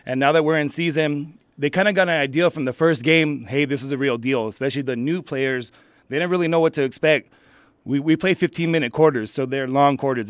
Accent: El Paso, Texas, United States; I'm actually from El Paso, but I have a lot of dealings with Las Cruces and El Paso, so I go back and forth

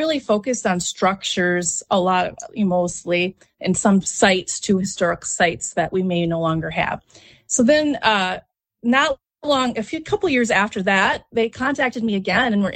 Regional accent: Harmony, Minnesota, United States; now in Rochester, United States; I have deep roots in the area. I'm from Harmony originally.

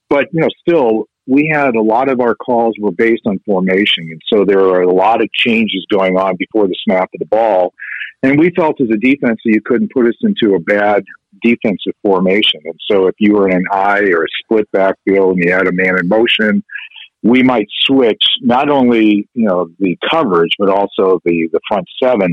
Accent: Chicago, Illinois, United States; I'm from Chicago

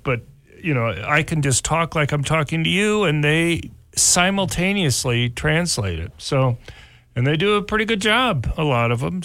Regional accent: Miami, Florida, United States; moved away; I grew up in Miami, Florida

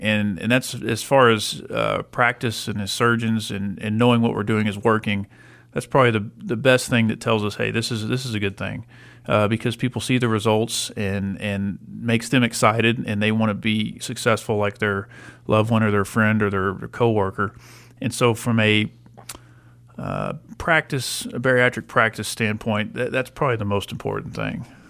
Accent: Lubbock, Texas, United States; I'm from Lubbock

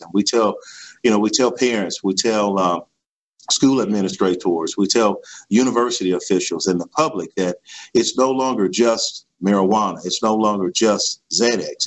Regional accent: Bond, Mississippi, United States; I am from uh, Bond, Mississippi, in Stone County. Uh, I graduated from Stone County High School

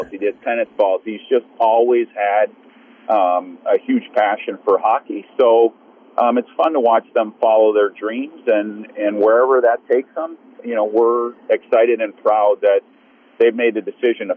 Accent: Northbrook, Illinois, United States; I was from Northbrook in Chicago, North Side

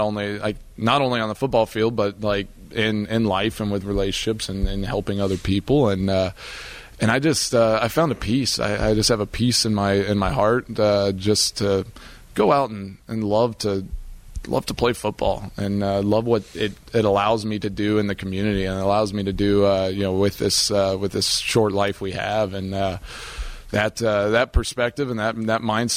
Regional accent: near Austin, Texas, United States; moved away as an adult; now in Wisconsin, United States; I grew up in Texas

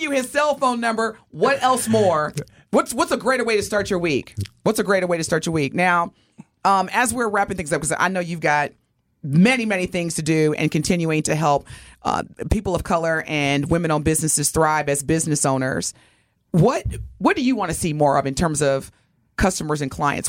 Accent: Evansville, Indiana, United States; my hometown, Evansville, Indiana

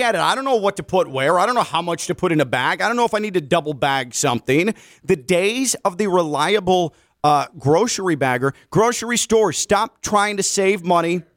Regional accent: Chicago, Illinois, United States; moved away; I grew up in Chicago

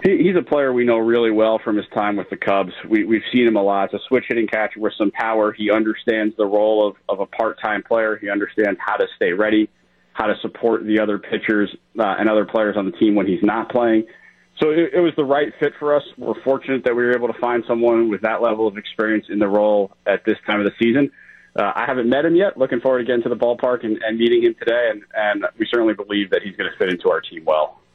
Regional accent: New York, United States; moved away; I grew up in New York

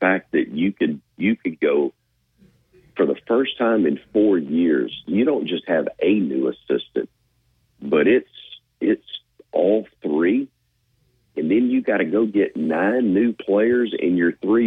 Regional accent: Fairfield, Alabama, United States; I grew up in Fairfield near Birmingham

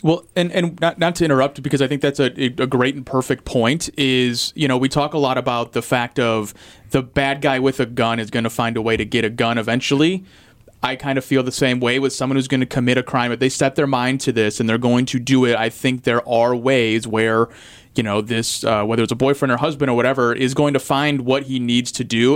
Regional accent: St. Louis, Missouri, United States; now in Milwaukee, United States; I'm from St. Louis

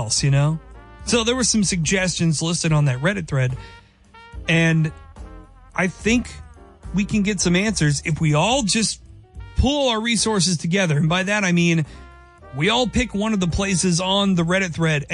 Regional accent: Kansas, United States; K-State's from my home state, and that's my team

